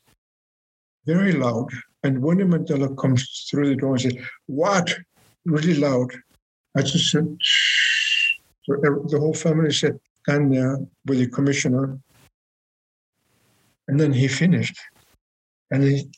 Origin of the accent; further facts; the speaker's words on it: Greenland; I'm from Greenland